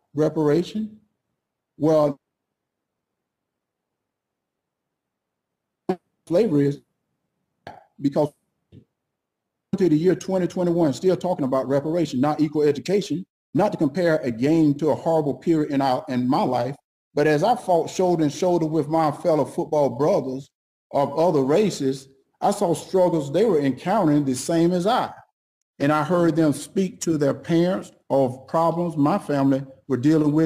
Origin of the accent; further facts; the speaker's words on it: United States; We as black American